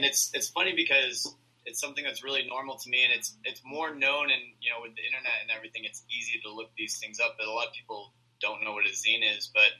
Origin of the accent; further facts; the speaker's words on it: Iowa, United States; Yeah, I grew up in Iowa, and I had just kind of gotten into zines, and when I was in Iowa, I had to, like, write letters